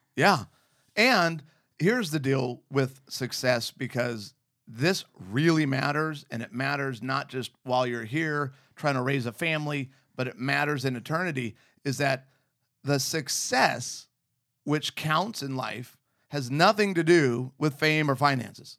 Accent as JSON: {"language": "English", "region": "Arizona", "country": "United States", "tie": "born or raised there", "also_born_or_lived": "Southern California", "said": "Growing up in Arizona in the middle of the desert"}